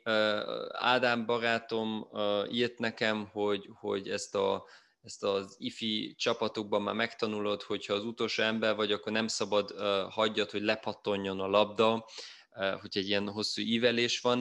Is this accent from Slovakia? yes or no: no; Germany; itt élek, itt születtem Németországban